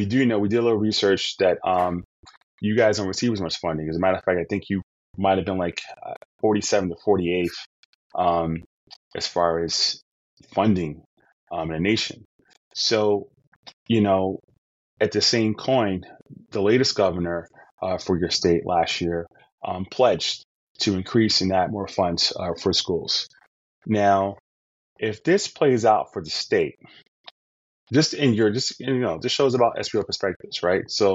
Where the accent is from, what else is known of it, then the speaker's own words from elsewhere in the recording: New York City, New York, United States; I'm from New York